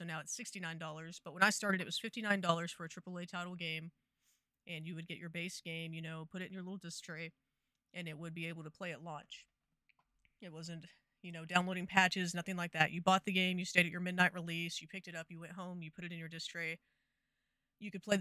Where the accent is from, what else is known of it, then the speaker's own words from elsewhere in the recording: Texas, United States; I'm from Texas.